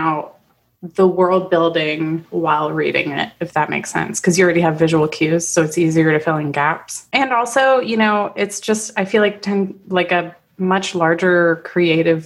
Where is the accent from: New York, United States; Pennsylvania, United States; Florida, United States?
Florida, United States; East Coast of Florida near Orlando, United States; moved away as an adult; now in Canada; I grew up on the East Coast near Orlando and, you know, near the Kennedy Space Center.